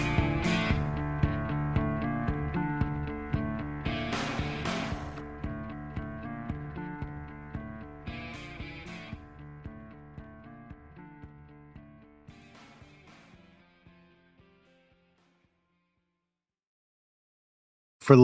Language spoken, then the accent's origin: English; the South, United States; I grew up in the South